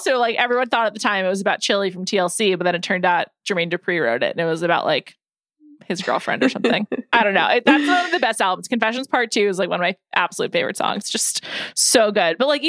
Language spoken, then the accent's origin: English; New York, United States; I'm from New York.